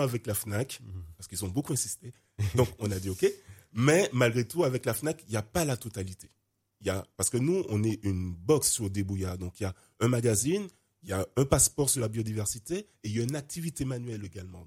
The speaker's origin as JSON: {"language": "French", "country": "Guadeloupe", "tie": "born or raised there", "also_born_or_lived": "Martinique", "said": "j'ai grandi en Guadeloupe, ma mère martiniquaise"}